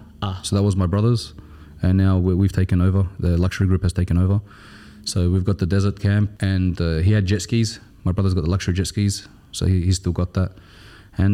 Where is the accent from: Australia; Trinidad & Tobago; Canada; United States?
Australia; now in United Arab Emirates; You know, we're from Australia, it's different.